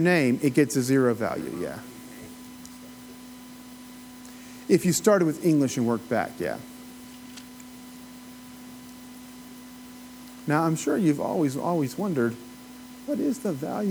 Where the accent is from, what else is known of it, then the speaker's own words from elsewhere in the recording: Appalachia, United States; accent: Appalachian; my own Appalachian accent